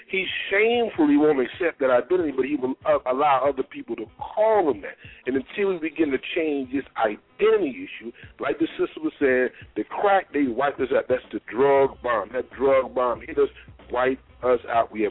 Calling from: New Jersey, United States; I'm calling from New Jersey.

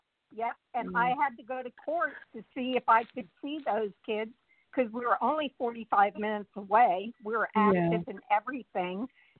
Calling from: California, United States

